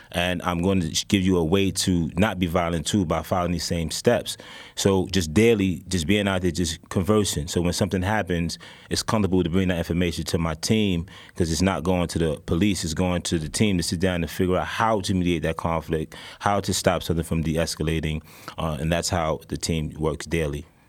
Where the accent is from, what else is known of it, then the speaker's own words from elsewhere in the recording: New York City, New York, United States; I'm from downtown Brooklyn. I'm actually from Whitehall, Gowanus houses